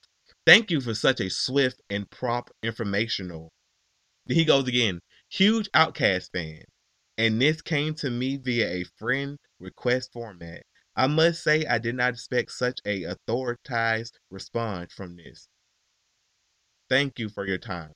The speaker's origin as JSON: {"language": "English", "town": "Atlanta", "region": "Georgia", "country": "United States", "said": "I'm from Atlanta, bro. I'm from Georgia. Don't let the properness fool you."}